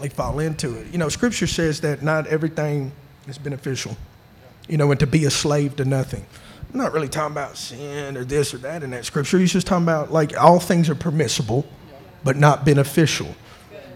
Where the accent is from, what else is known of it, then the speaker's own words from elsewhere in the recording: Chattanooga, Tennessee, United States; I'm from Chattanooga.